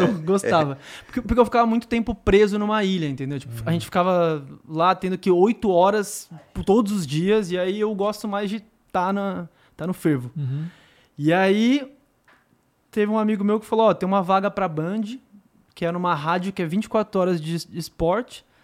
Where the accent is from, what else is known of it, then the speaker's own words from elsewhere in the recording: Garça, São Paulo, Brazil; eu sou de Garça, né? Que é uma cidade de 45 mil pessoas, 420 quilômetros de São